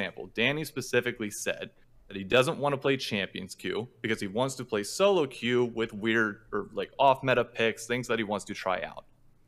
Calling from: New York City, New York, United States; Calling from the home site of group stage and quarterfinals of Worlds this year, Midtown, New York City.

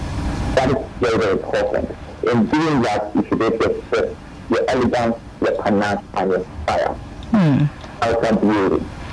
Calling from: Ikoyi, Lagos, Nigeria

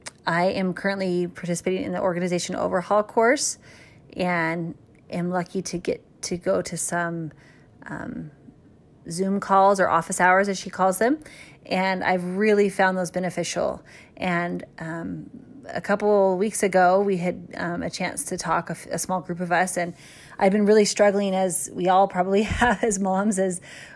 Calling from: Lindon, Utah, United States; I'm calling in from Linden, Utah

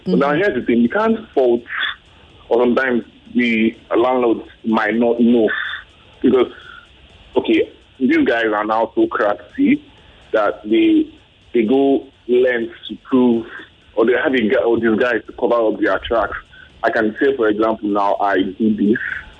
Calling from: Abuja, Federal Capital Territory, Nigeria; I'm calling from Abuja.

